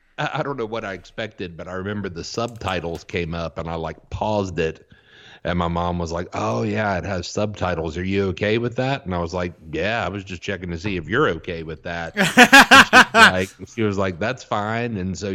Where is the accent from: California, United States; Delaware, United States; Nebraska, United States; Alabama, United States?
Alabama, United States; Auburn; you know, I grew up in Auburn, Alabama, where Auburn University is located. And so it was different than your typical southern town because, you know, you had an international faculty, students from all over the country.